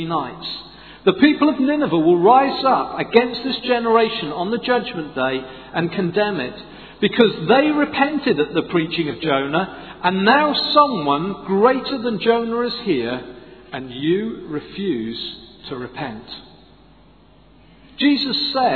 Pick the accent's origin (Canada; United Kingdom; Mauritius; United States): United Kingdom; Swansea, Wales; I'm from Swansea